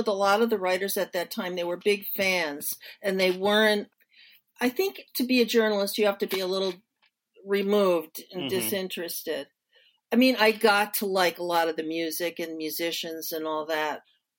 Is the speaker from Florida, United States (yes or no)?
no; New Jersey, United States; now in Detroit, United States; I'm from New Jersey, just like ….